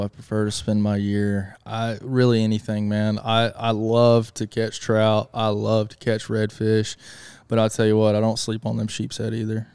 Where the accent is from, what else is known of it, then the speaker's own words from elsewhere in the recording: Marion, North Carolina, United States; moved away; I'm originally from Marion, North Carolina. I grew up fishing for rainbow trout, brown trout, bass, panfish, you name it.